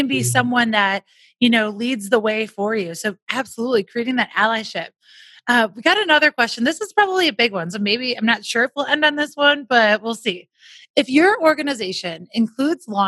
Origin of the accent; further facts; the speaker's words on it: Wisconsin, United States; now in Denver, United States; I'm from Wisconsin